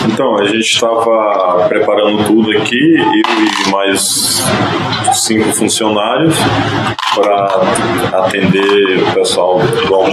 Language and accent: Portuguese; Sergipe, Brazil; moved away as an adult; now in São Paulo, Brazil; né? Bom, é, eu sou nordestino, vim de, de Sergipe, vim para cá com 18 anos, mas morei antes com meus pais aqui.